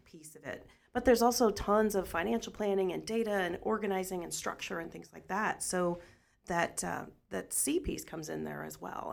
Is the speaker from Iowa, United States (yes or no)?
no; Washington, Missouri, United States; I grew up in Washington